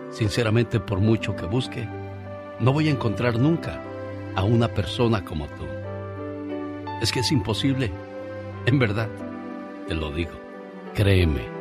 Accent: Tomatlán, Puebla, Mexico; moved away; Un día salí de Tomatlán, Puebla, pero Tomatlán, Puebla nunca

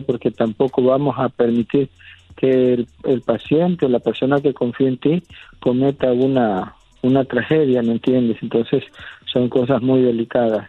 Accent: San Andrés Tuxtla, Veracruz, Mexico; nosotros somos de San Andrés de los Tuxlas, San Andrés de los Tuxtlas, aquí en Catemaco, Veracruz.

